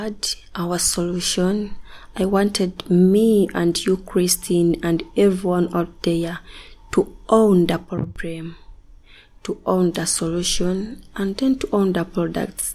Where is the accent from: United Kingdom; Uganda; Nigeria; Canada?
Uganda; I'm a Ugandan from Kamosha. I'm a married woman with one boy. I grew up from Tareja district with my grandma